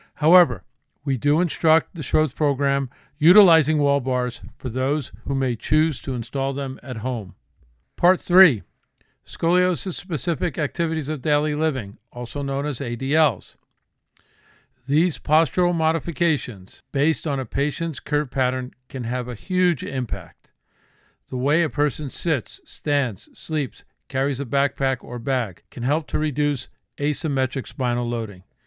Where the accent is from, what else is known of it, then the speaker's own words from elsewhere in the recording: New Jersey, United States; I grew up in New Jersey